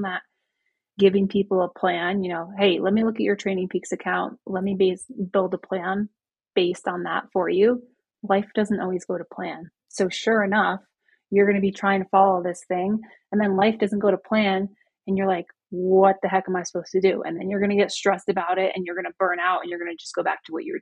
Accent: Vermont, United States; now in Breckenridge, United States; I grew up in Vermont

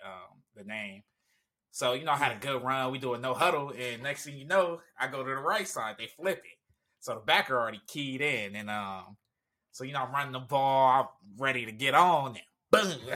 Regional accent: Los Angeles, California, United States; also born or lived in Culver City, California; I grew up in Venice, as well as Culver City

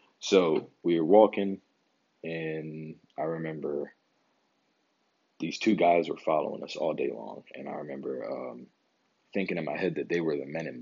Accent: Philadelphia, Pennsylvania, United States; me growing up in North Philadelphia.

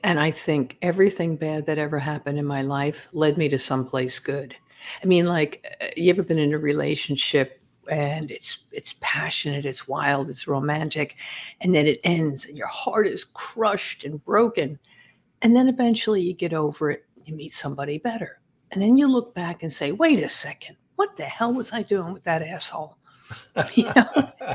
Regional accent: Massapequa Park, New York, United States; also born or lived in Brooklyn, New York; I was born in Brooklyn, but raised in Massapequa Park

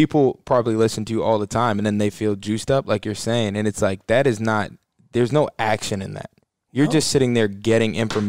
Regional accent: Georgia, United States; And I'm from Georgia.

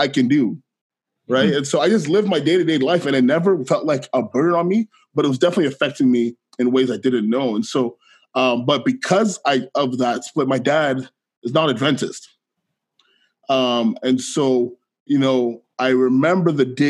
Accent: Ottawa, Ontario, Canada; also born or lived in Guelph, Ontario; I am from Ottawa, Ontario. I grew up in Ottawa, Canada

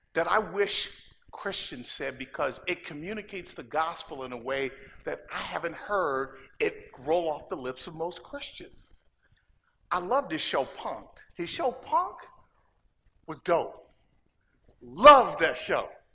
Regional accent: Inglewood, California, United States; moved away as an adult; also born or lived in Oregon; now in Los Angeles, United States; I'm from Inglewood

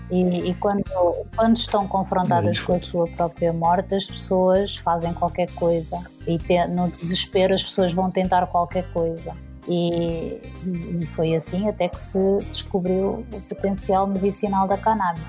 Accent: Portugal; falamos a mesma língua, apesar de termos um sotaque diferente

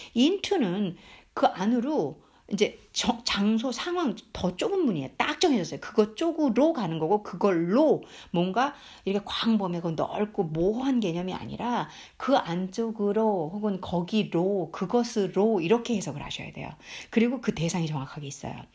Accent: South Korea; first language Korean; 한국 사람으로 태어나서 한국말이 모국어인데

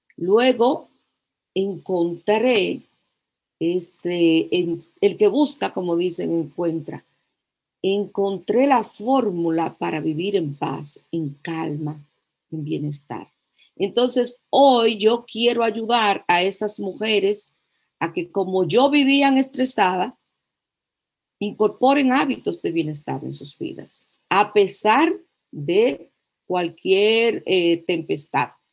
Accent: La Vega, Dominican Republic; soy de La Vega

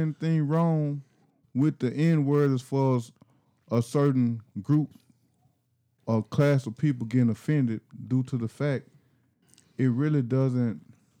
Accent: the South, United States; accent: southern; I got my southern accent.

